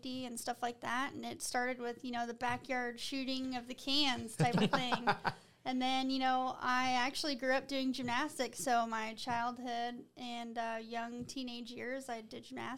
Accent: Colorado Springs, Colorado, United States; I grew up right outside of Fort Carson

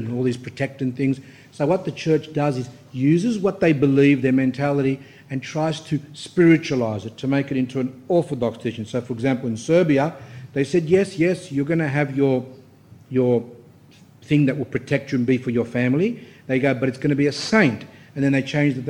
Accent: Australia; I'm Australian born

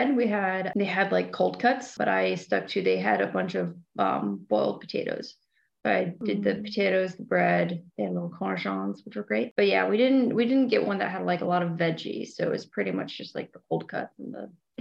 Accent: United States; moved away as an adult; now in Europe; I'm an American living in Europe

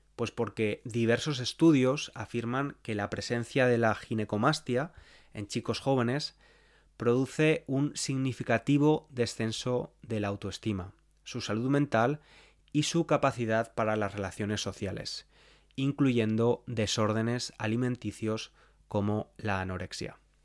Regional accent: Spain; las cosas típicas que les decimos a las criaturas cuando están creciendo, al menos en España

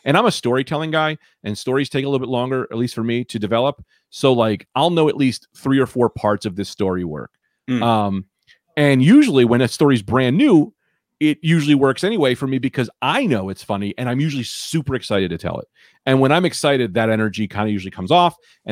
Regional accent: New Jersey, United States; I'm from Jersey.

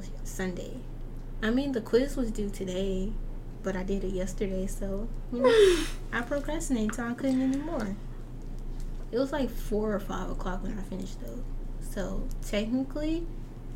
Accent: North Little Rock, Arkansas, United States; I'm still from North Little Rock

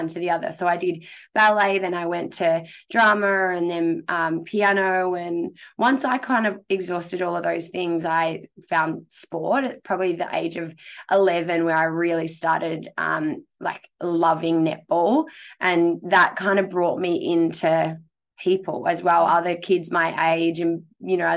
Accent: Darwin, Northern Territory, Australia; now in Melbourne, Australia; I grew up on Larrakia country. So that is up in the beautiful tropics in Darwin in the Northern Territory.

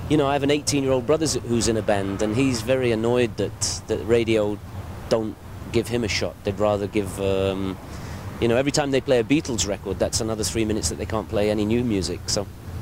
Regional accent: Manchester, North West England, United Kingdom; now in Santa Barbara, United States; I'm from Manchester where it rains 320 days a year. So I came here and it never rains here

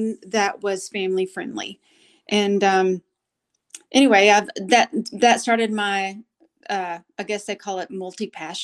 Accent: Golden, Oklahoma, United States; accent: country twang; now in Oklahoma City, United States; I'm from the very small community called Golden.

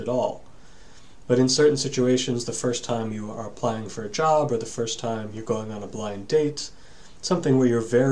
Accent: New England, United States; for me being a New Englander

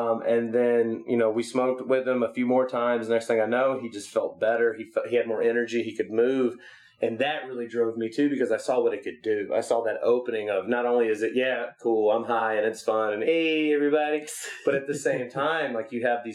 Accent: Memphis, Tennessee, United States; now in West Coast, United States; we come from Memphis

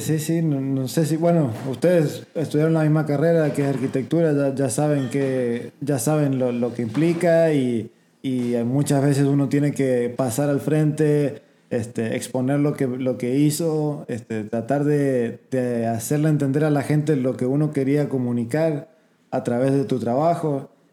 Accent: Argentina; moved away as an adult; also born or lived in San Antonio, Texas; now in United States; crecí en Argentina hasta los 18 años, nunca salí del país

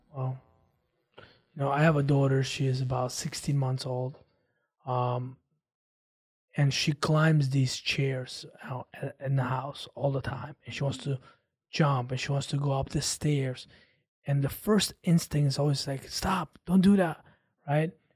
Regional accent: Armenia; moved away; I grew up with a different cultural mindset. I come from Armenia

